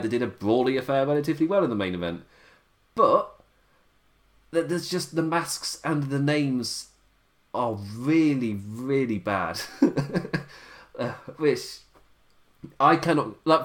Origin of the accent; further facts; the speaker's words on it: England, United Kingdom; being English